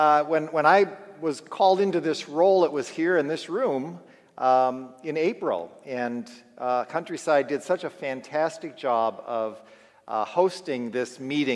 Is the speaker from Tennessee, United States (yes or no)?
no; Minnesota, United States; also born or lived in El Dorado, Kansas / California; now in Omaha, United States; in Minnesota, where I grew up, and also in Kansas, where we have spent most of our ministry. We recently, just 6 weeks ago, we moved from El Dorado, where we had lived for 20 years